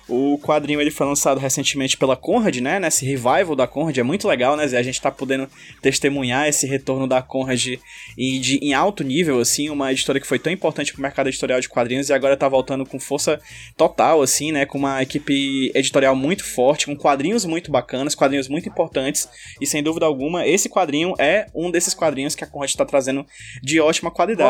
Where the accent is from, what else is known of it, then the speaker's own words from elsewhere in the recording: Brazil; also born or lived in Fortaleza; como brasileiro